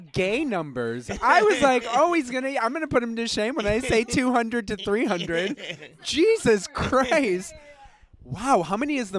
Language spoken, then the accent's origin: English; Boston, Massachusetts, United States; I'm from Boston.